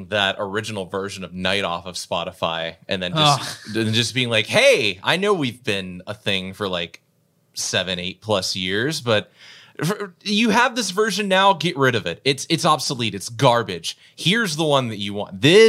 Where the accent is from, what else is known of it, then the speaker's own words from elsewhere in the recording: Clarion, Pennsylvania, United States; And I grew up in the Clarion area, and a lot of people weren't really into the kind of melodic death that I was really into at the time.